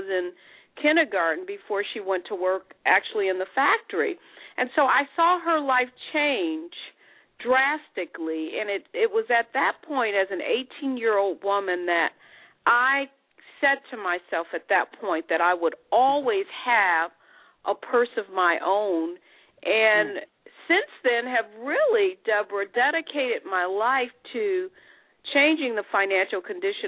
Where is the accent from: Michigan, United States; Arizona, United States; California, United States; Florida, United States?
Michigan, United States; Detroit; I am from Detroit, Michigan